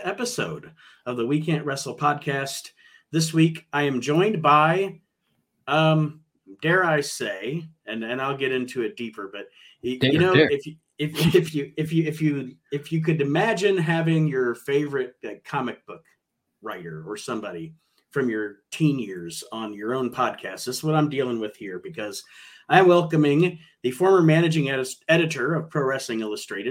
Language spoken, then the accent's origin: English; Toledo, Ohio, United States; I grew up in Midwest in Ohio, the Toledo area